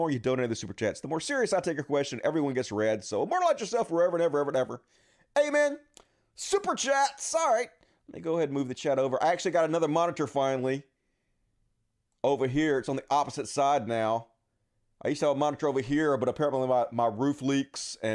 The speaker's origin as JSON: {"language": "English", "town": "Long Island", "region": "New York", "country": "United States", "said": "I'm from Long Island."}